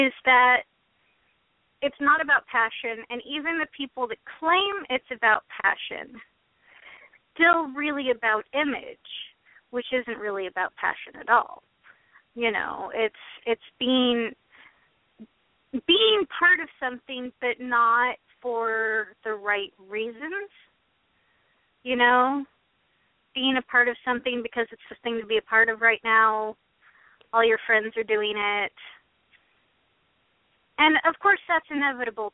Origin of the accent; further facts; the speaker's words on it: Metzger, Oregon, United States; I'm from Metzger. You still live there? I still live there